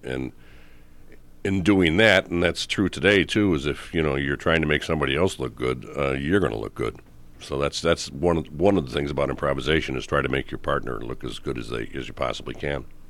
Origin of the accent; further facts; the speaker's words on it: Chicago, Illinois, United States; moved away; I'm born and raised in Chicago, yes. far south side.